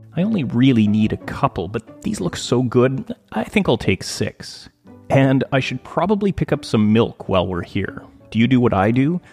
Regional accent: Thunder Bay, Ontario, Canada; now in West Coast, Canada; I grew up in Thunder Bay, Ontario, which is uh, in northwestern Ontario

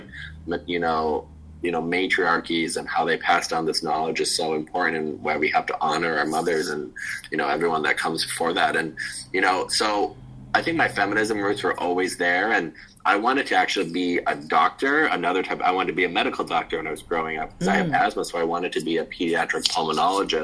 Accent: Ripon, Wisconsin, United States; now in Los Angeles, United States; my hometown of Ripon, Wisconsin

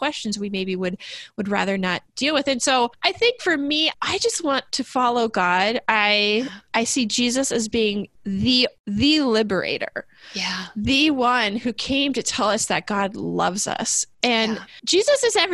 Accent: United States; as an American

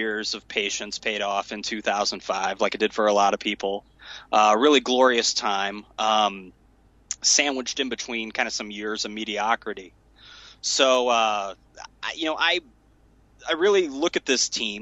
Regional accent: central Illinois, United States; growing up in a small town in central Illinois

